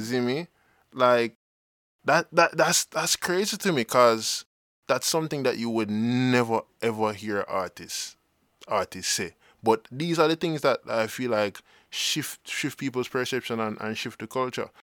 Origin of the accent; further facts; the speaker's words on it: Jamaica; existence as Jamaican